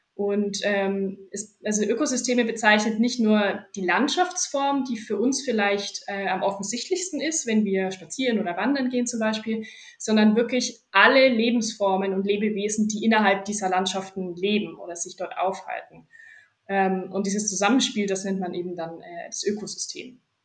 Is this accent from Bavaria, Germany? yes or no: yes; Fürth district, Bavaria, Germany; also born or lived in Erlangen; ich komme ursprünglich aus dem Landkreis Fürth